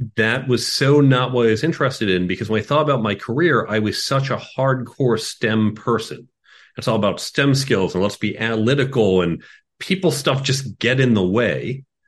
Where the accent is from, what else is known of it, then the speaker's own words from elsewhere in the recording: Chicago, Illinois, United States; moved away; I grew up in Chicago